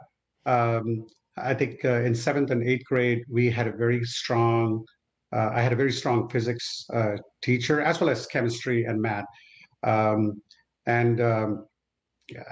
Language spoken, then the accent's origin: English; Vijayawada, Andhra Pradesh, India; moved away as an adult; now in United States; the little city I grew up in India. It's called Vijayawada in Andhra Pradesh